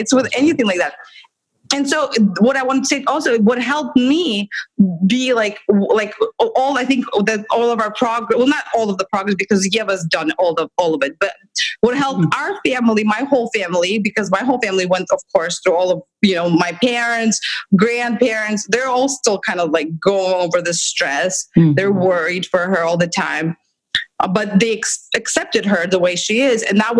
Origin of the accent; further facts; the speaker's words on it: Russia; moved away as an adult; now in United States; But we come from Russia, where I worked in a special education school that she went to, and it's horrible.